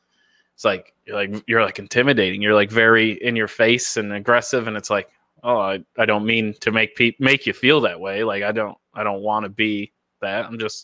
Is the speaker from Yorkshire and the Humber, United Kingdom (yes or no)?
no; Dundee, Scotland, United Kingdom; I grew up in Dundee, and people don't think like that in Dundee.